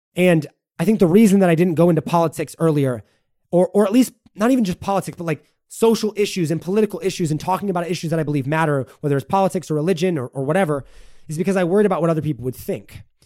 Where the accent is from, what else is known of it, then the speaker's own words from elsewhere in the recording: United States; I am an American through and through